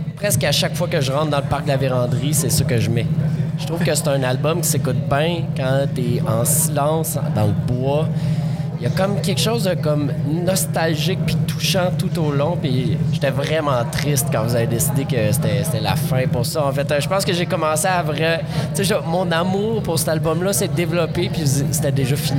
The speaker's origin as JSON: {"language": "French", "town": "Montreal", "region": "Quebec", "country": "Canada", "said": "les Montréalais"}